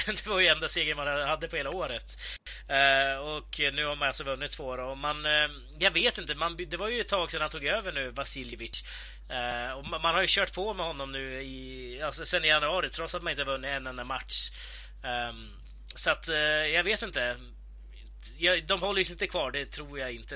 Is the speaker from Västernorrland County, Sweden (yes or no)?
yes; between Sundsvall and Örnsköldsvik, Västernorrland County, Sweden; där jag kommer ifrån, då, mellan Sundsvall och eh, eh Övik